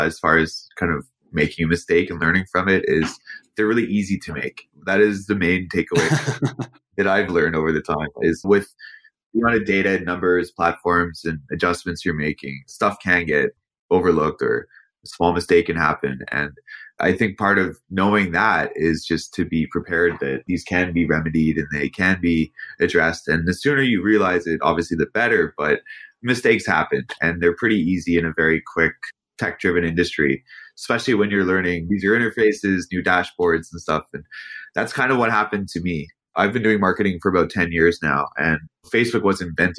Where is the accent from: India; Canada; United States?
Canada